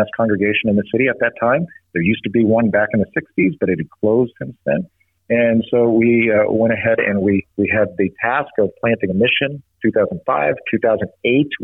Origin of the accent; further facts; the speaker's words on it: Los Alamos, New Mexico, United States; I grew up in Los Alamos, New Mexico, but again, like I said, not as a Lutheran, but actually as a Roman Catholic